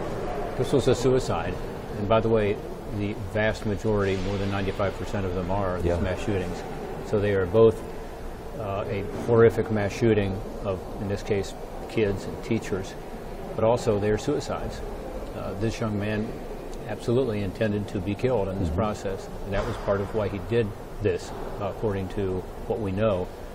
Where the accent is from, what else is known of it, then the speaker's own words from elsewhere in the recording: Ohio, United States; It's also very important to my home state of Ohio.